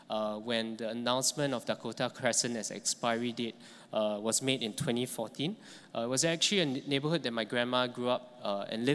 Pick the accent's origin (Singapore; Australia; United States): Singapore; growing up in Geylang in 2014